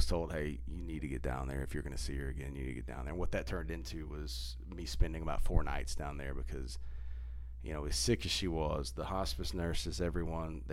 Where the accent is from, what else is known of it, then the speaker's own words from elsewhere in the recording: Hull, Texas, United States; my grandmother and I talked about growing up in Hull, Texas. She lived like half a mile from us my whole life